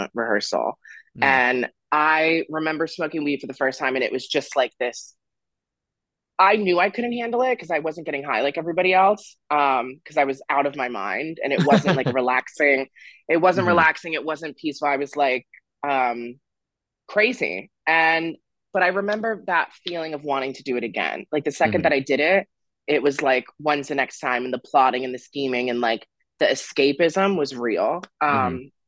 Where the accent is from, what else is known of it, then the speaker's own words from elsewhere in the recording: Florida, United States; also born or lived in Romania / Nashville, Tennessee; now in Massachusetts, United States; I grew up in Florida